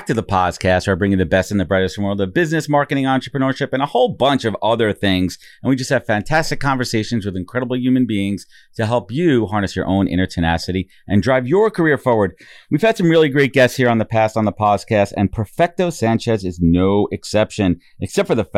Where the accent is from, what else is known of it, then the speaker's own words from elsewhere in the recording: New York City, New York, United States; Born and raised in Sheepshead Bay.